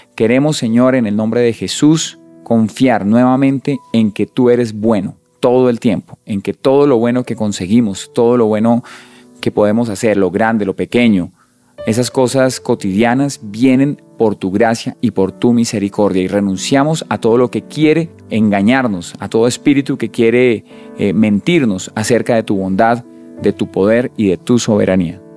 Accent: Colombia; nosotros como colombianos acá hemos crecido con un montón de dichos, de refranes

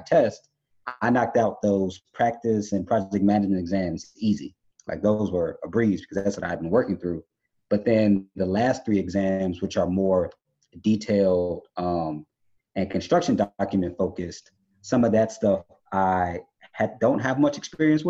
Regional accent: Chicago, Illinois, United States; I'm from Chicago. I live down the street from Frank Lloyd Wright's homes

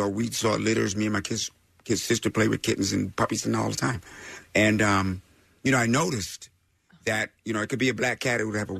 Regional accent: Laramie, Wyoming, United States; moved away; also born or lived in Fort Collins, Colorado; But before that, I grew up in Laramie, Wyoming. And I'm Fort Collins, Colorado, on communes and stuff.

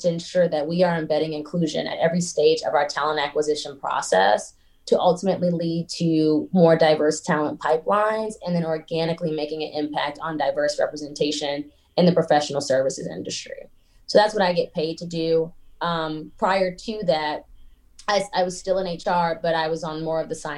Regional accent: Atlanta, Georgia, United States; also born or lived in Baltimore, Maryland; I was born in Baltimore, Maryland. Both of my parents were born in Baltimore, Maryland, and I moved to Atlanta when I was very young. And so I claim Atlanta.

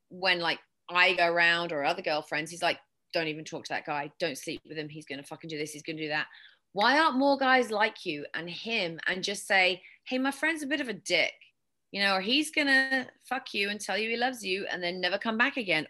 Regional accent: England, United Kingdom; accent: British; also born or lived in West Texas; now in United States; growing up in England, well, in my high school, we didn't have debate

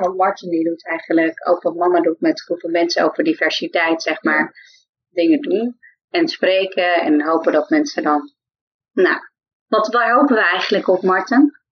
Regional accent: Friesland, Netherlands; accent: Frisian; now in The Hague, Netherlands; ik kwam uit Friesland

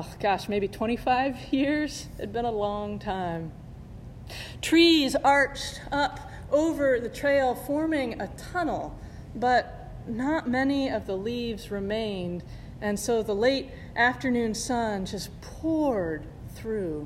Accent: Indiana, United States; moved away; my family and I had flown back to Indiana, to my hometown

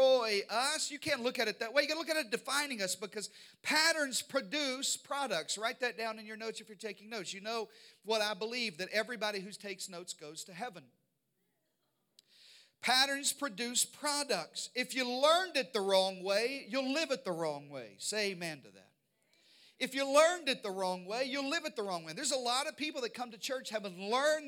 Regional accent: Arkansas, United States; We were raised in Arkansas in the deep south

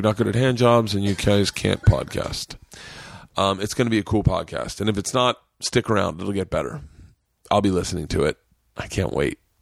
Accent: Florida, United States; moved away; as a Southerner

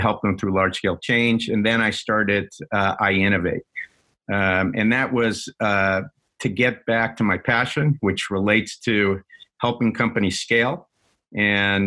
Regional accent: New York, United States; also born or lived in Washington, D.C. / Boston; now in Seattle, United States; I grew up in New York originally, and then in D.C. Went to high school, and then spent 7 years in Boston

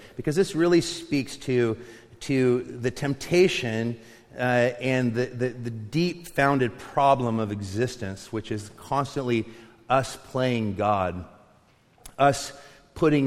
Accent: Longview, Washington, United States; also born or lived in Findlay, Eastern Washington; When I was in sixth grade, my mom had moved myself and my brothers over to Eastern Washington so she could marry her high school sweetheart. We moved from Longview, Kelso

